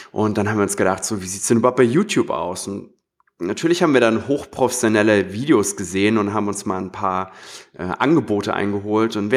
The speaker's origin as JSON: {"language": "German", "region": "Hamburg", "country": "Germany", "said": "ich komme auch aus Hamburg."}